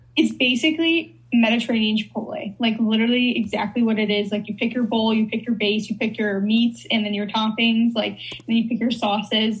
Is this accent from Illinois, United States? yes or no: yes; Chicago, Illinois, United States; I'm from Chicago